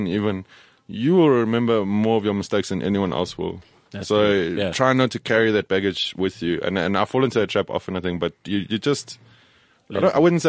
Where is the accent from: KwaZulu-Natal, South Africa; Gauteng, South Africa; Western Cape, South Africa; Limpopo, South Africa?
KwaZulu-Natal, South Africa; Durban; I'm from Durban